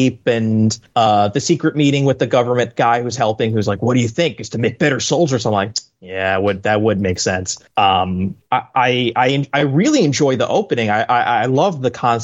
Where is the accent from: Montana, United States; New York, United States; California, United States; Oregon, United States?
New York, United States; Long Island; accent: mild New York, Long Island; moved away as an adult; also born or lived in Queens / Brooklyn / Manhattan; now in The Bronx, United States; I was born and raised on Long Island, and then at one point in my life, I lived in Queens and Brooklyn and in Manhattan, and now I'm in Mott Haven, which is the southernmost tip of the Bronx